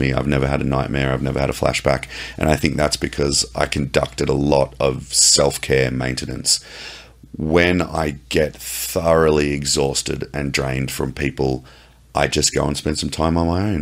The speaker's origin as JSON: {"language": "English", "country": "Australia", "said": "I'm Australian and I'm military"}